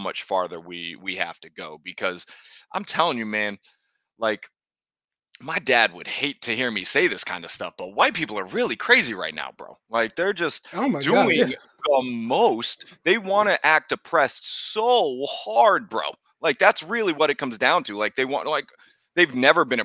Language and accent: English; United States; as an American